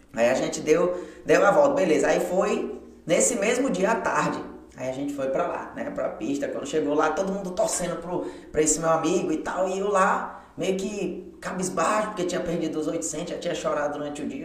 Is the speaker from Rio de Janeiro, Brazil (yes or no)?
no; Porto Velho, Rondônia, Brazil; moved away as an adult; now in João Pessoa, Brazil; É, nascido e crescido lá em Porto Velho e seis anos eu moro aqui em João Pessoa